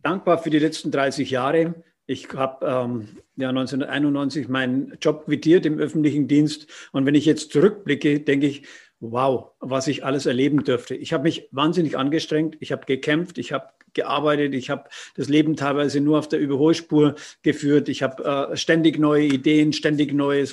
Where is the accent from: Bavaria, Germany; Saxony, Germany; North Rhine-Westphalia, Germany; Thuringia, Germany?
Bavaria, Germany; Roth district; Jetzt komme ich aus Rot Mhm. Oder wir beide aus dem Landkreis Roth